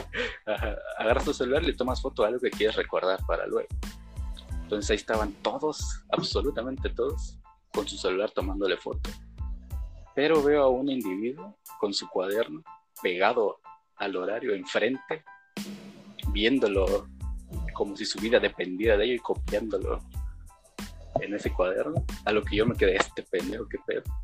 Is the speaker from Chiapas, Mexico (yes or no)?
yes; Chiapas, Mexico; Yo, yo también soy de Chiapas y también estoy viviendo en Chiapas